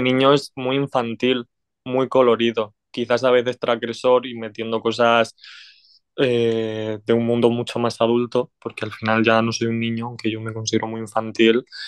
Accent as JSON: {"language": "Spanish", "town": "Orihuela", "region": "Valencian Community", "country": "Spain", "said": "Soy de la comunidad valenciana, soy de Orihuela, que está en la comunidad valenciana."}